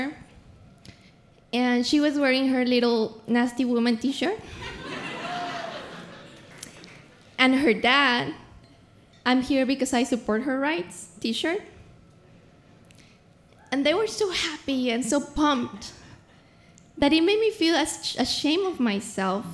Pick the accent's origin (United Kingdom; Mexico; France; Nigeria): Mexico; Mexico City; moved away; also born or lived in Los Angeles; I come from Mexico City